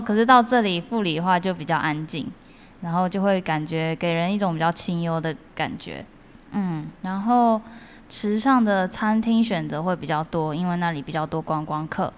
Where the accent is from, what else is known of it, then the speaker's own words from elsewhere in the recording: Tainan, Taiwan; 我家就住后壁那边，也是一个蛮乡村的地方，蛮乡下的地方